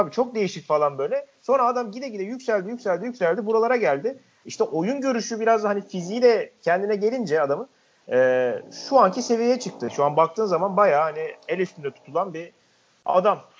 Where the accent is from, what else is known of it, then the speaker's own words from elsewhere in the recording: Mersin, Turkey; Bizim Mersin'de e, 2013'tü galiba. E, Akdeniz oyunları vardı.